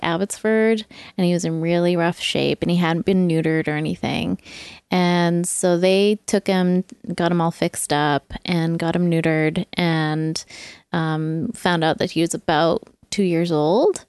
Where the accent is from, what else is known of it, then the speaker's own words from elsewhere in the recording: England, United Kingdom; growing up in England, that was like a food that was like, you know, felt like home and like reminds me of childhood